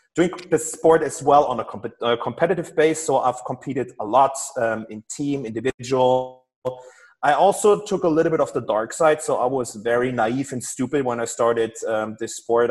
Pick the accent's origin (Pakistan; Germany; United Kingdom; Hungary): Germany; I'm from Germany